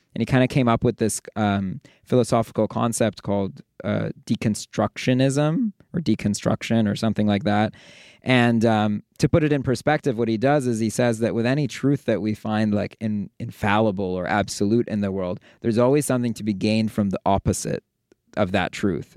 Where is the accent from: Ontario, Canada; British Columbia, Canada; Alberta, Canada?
Ontario, Canada; Toronto; moved away as an adult; also born or lived in New York / Bay Area; now in Los Angeles, United States; I'm originally from Toronto.